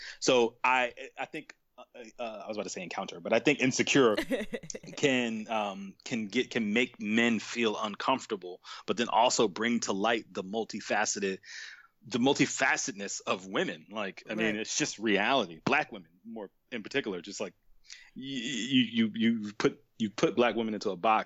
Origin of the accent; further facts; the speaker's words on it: New York City, New York, United States; moved away; where I'm from in Brooklyn